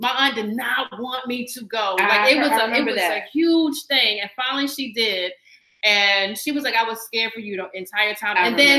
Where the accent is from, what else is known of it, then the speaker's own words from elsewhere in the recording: Newport News, Virginia, United States; also born or lived in Baltimore / Florida / Atlanta; now in New York, United States; So I'm a Southern girl. I'm originally from Virginia, from Newport News 757.